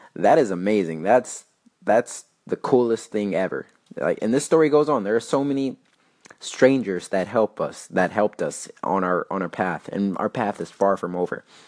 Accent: El Paso, Texas, United States; moved away as an adult; I left um, my hometown in El Paso

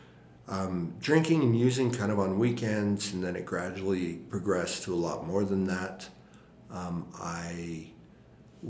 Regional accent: Utah, United States; also born or lived in France; I was raised mainly in Utah

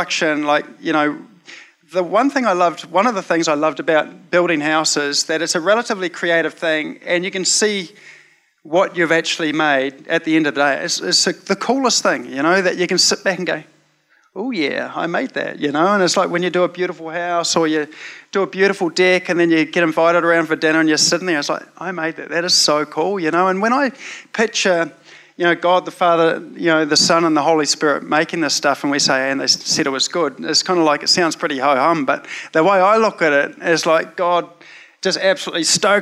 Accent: New Zealand; growing up in Te Aritu Bible Chapel in the 80s

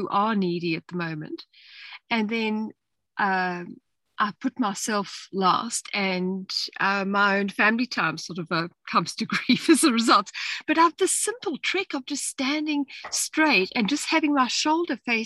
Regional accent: South Australia, Australia; I'm from South Australia. And I live in a little town in the Barossa with three children.

